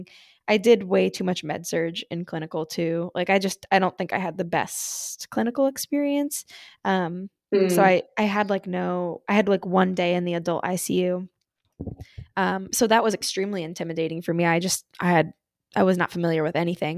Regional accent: central New Jersey, United States; moved away as an adult; now in Pittsburgh, United States; I grew up in New Jersey and like central Jersey because there are different parts

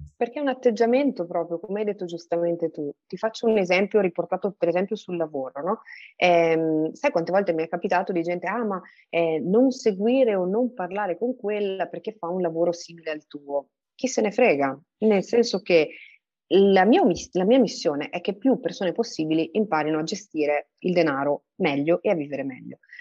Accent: England, United Kingdom; moved away; io sono cresciuta in Inghilterra

